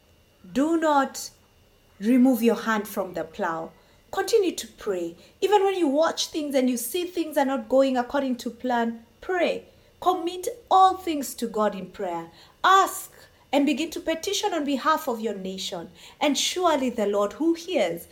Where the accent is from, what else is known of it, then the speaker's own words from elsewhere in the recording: Kenya; I come from Kenya and I do take time to pray for my nation